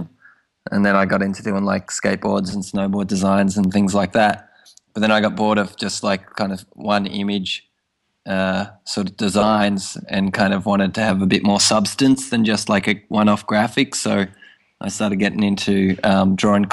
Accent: Tasmania, Australia; now in Tokyo, Japan; I'm from Tasmania originally

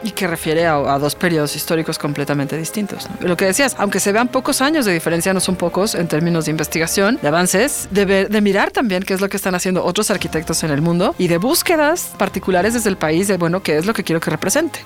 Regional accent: Mexico City, Mexico; soy muy chilanga

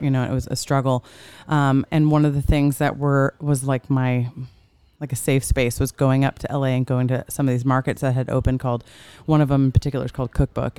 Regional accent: New York, United States; now in Orange County, United States; I'm from New York

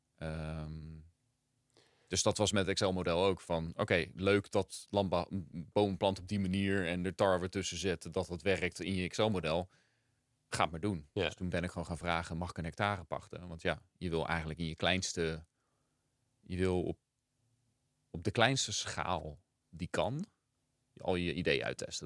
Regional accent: Gouda, South Holland, Netherlands; moved away; also born or lived in Rotterdam / Rio de Janeiro; we zijn in Rotterdam geboren. En toen ik zeven was, zijn we naar Gouda verhuisd. Dus eigenlijk opgegroeid in Gouda.

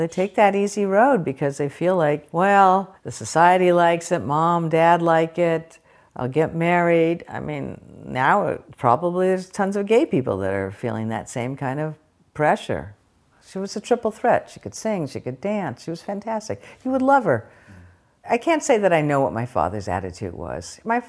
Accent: Palo Alto, California, United States; I grew up in the San Francisco Bay Area in Palo Alto, very privileged kind of middle-class existence, and more than an existence, it was a great place to grow up.

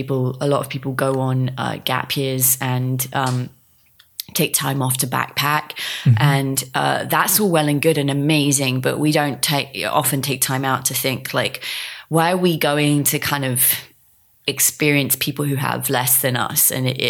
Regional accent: England, United Kingdom; And, you know, he's from Canada, I'm from England. We just don't, it's just not something we're party to because it's not what we've grown up with.

